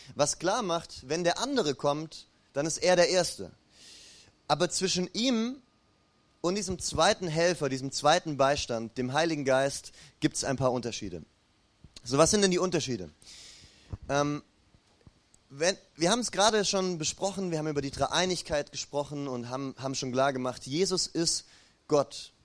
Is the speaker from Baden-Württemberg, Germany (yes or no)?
yes; Ulm, Baden-Württemberg, Germany; moved away; bei mir in meiner alten Heimatstadt Ulm gibt's die Dreifaltigkeitskirche